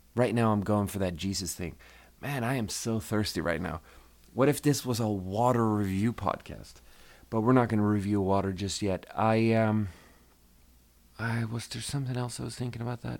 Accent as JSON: {"language": "English", "country": "Sweden", "moved": "yes", "said": "I'm from Sweden"}